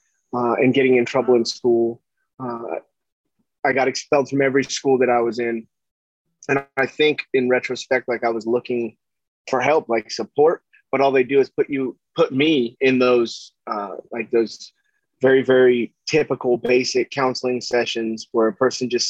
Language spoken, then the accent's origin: English; Huntington Beach, California, United States; I grew up in Orange County, California, and in Huntington Beach